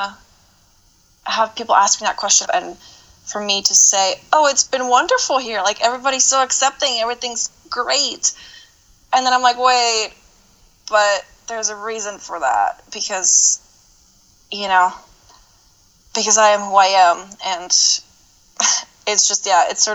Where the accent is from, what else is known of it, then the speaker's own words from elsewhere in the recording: Czechia; now in United States; I was born in the Czech Republic